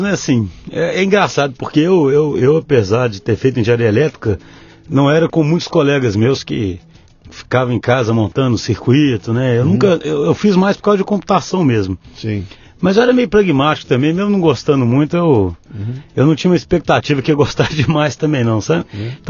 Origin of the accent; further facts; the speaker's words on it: Belo Horizonte, Minas Gerais, Brazil; Nasci em, em Belo Horizonte mesmo, sim.